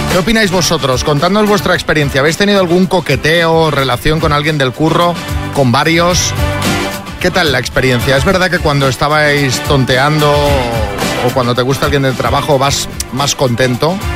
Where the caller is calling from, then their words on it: Valencia, Valencian Community, Spain; Hola, soy … de Valencia.